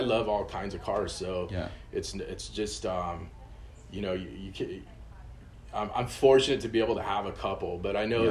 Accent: Claremont, California, United States; also born or lived in Pomona; I was born in Pomona. I grew up in Claremont, which is this city right above Pomona

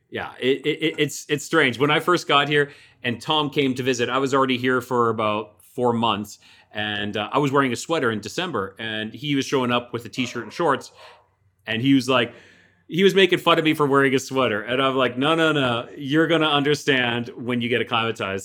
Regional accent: Calgary, Alberta, Canada; moved away; I'm originally from, uh, Alberta, the province of Alberta

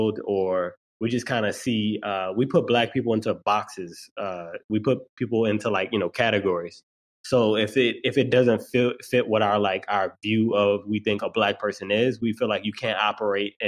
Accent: New Orleans, Louisiana, United States; I'm from New Orleans

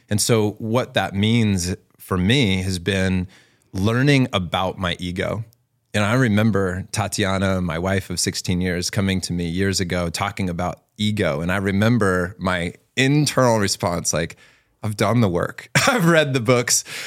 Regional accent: Virginia Beach, Virginia, United States; growing up in Virginia Beach

